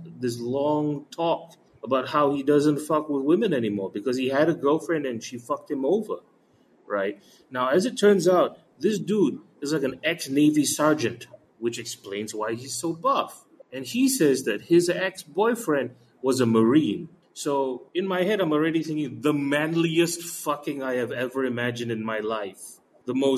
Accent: Malaysia; it's just a Malaysian thing. We pick up accents really well with enough exposure

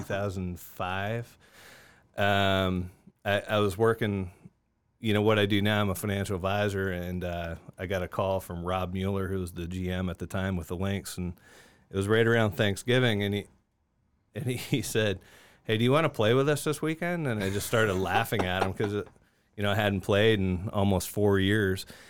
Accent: Niagara Falls, Ontario, Canada; moved away as an adult; now in Augusta, United States; I grew up in Niagara Falls, Ontario

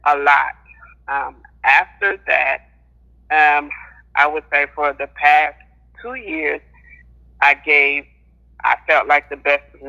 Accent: South Carolina, United States; now in Lufkin, United States; I'm from South Carolina, but I currently reside in Texas

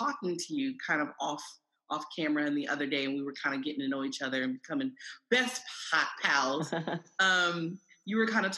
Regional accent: Columbus, Ohio, United States; I'm from Columbus, Ohio.

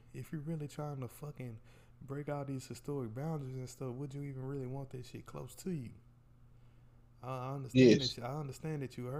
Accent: United States; I'm American

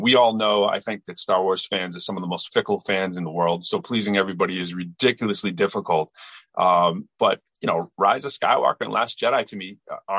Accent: Lowell, Massachusetts, United States; moved away; also born or lived in Chelmsford, Massachusetts; I'm from Massachusetts. I'm originally from Lowell. Went to Chelmsford High School, moved back to Lowell to go to UMass Lowell for undergrad and my master's in math. And later I taught at Lowell High

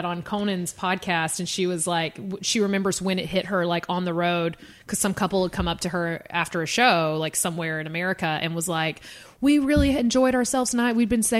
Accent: the South, Georgia, United States; I'm from the South

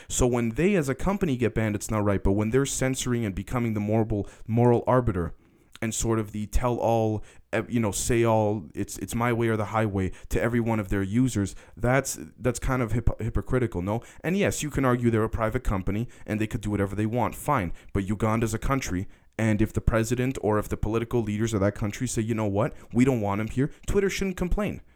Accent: Canada; also born or lived in United States; I'm, I'm Canadian, even though I spent a lot of time in the States

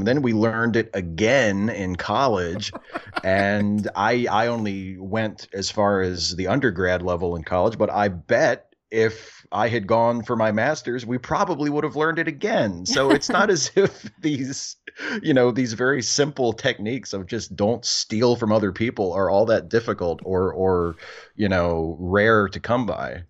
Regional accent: Clear Spring, Maryland, United States; also born or lived in Hagerstown, Maryland; I actually grew up and went to high school in a tiny little town called Clear Spring

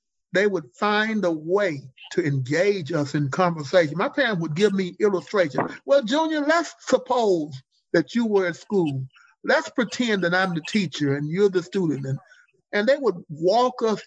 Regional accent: Jackson, Mississippi, United States; I grew up in Jackson, Mississippi

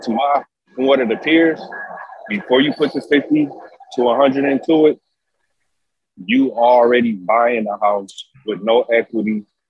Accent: Detroit, Michigan, United States; Well, obviously, I'm from Detroit.

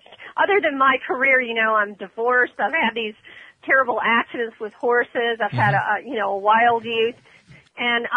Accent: Ormond Beach, Florida, United States; That's my hometown, Ormond.

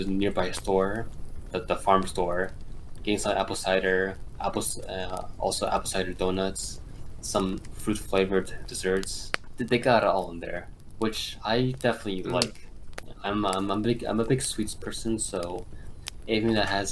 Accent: East Coast, United States; I'm from the East Coast

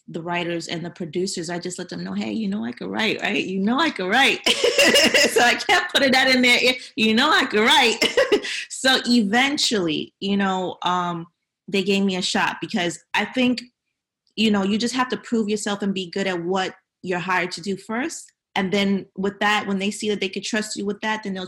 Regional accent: New York City, New York, United States; also born or lived in Honduras; I'm from Brooklyn.

